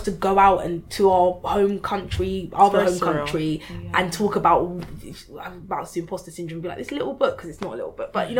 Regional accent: Lagos, Nigeria; born there; Just born in Lagos. Like, I haven't been there since 2012.

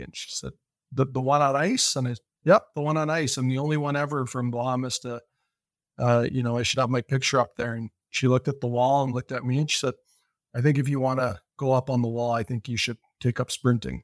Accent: Welland, Ontario, Canada; also born or lived in Bahamas; I grew up in Walland, Ontario

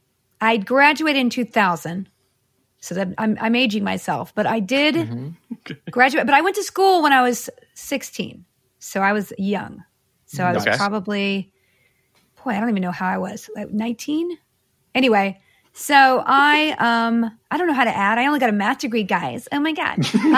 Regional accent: the South, United States; I grew up in all over the South, but I went to UT Austin.

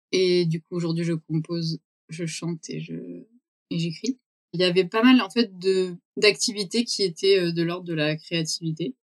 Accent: Vaucluse, Provence-Alpes-Côte d'Azur, France; moved away as an adult; also born or lived in Brussels; Moi je suis euh, née dans le Vaucluse

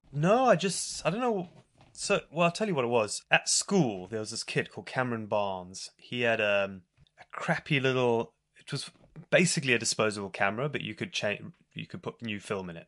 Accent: South Africa; moved away; also born or lived in Zimbabwe; I was born in Zimbabwe, and I did grow up there a little bit, but I moved to South Africa quite when I was quite young, and then spent most of my memorable childhood years in South Africa.

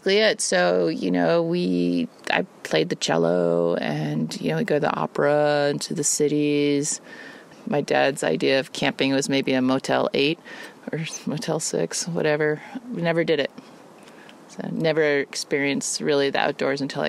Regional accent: Connecticut, United States; also born or lived in New York; I was born in New York and lived there till I was three, and then we moved to Connecticut.

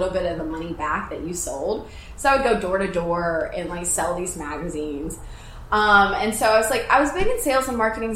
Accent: a small town outside Nashville, Tennessee, United States; moved away as an adult; now in Los Angeles, United States; I'm from the South, obviously, from, like, a small town outside Nashville.

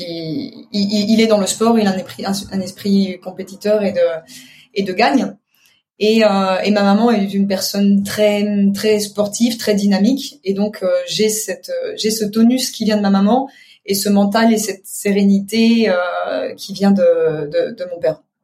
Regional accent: eastern France, France; also born or lived in Paris; now in Spain; je viens de l'est de la France

